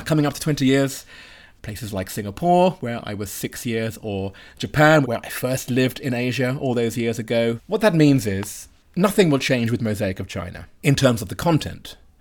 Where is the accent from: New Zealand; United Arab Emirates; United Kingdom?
United Kingdom; me as a Brit